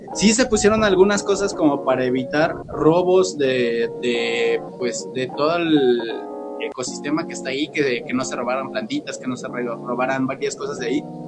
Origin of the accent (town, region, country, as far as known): Mexico